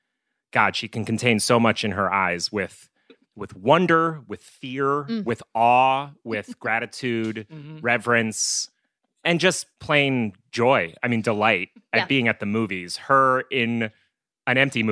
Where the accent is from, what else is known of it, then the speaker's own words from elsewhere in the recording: New England, United States; also born or lived in New Jersey; I was raised in the Catholic Church in first New Jersey and then New England.